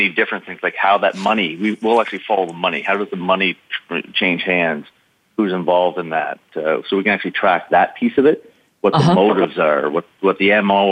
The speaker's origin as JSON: {"language": "English", "country": "Canada", "said": "I played hockey as a Canadian"}